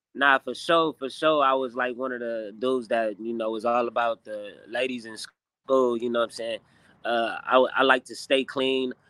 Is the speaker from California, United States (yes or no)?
yes; Inglewood, California, United States; we, from Inglewood, California